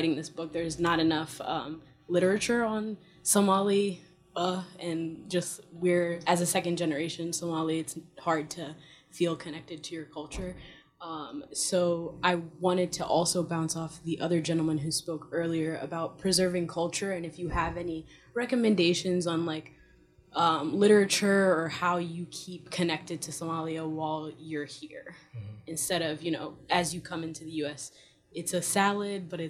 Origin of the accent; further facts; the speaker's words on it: United States; I've grown up here